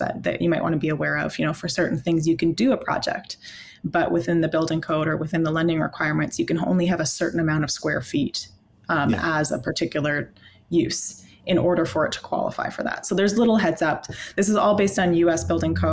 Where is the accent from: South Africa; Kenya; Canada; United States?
Canada; I am Canadian. I've always been Canadian